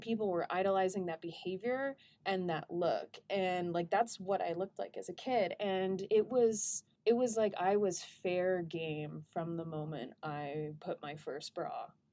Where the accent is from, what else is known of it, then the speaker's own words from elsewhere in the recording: Welsh, Wales, United Kingdom; I'm also Welsh